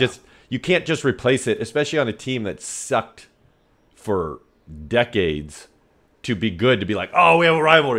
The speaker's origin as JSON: {"language": "English", "region": "Northern California", "country": "United States", "tie": "born or raised there", "said": "I'm from Northern California"}